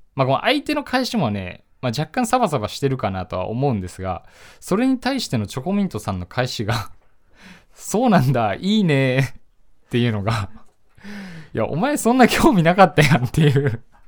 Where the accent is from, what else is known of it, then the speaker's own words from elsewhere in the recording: Tokyo, Japan; 1999年生まれの23歳で、東京都出身です